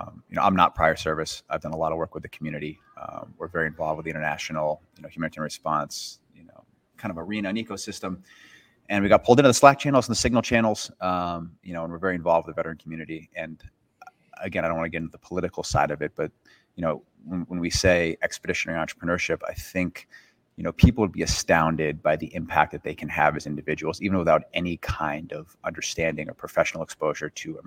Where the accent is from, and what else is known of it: United States